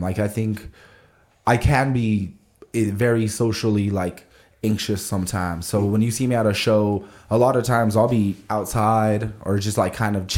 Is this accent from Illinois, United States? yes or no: no; Albuquerque, New Mexico, United States; I was a chubby kid growing up in Albuquerque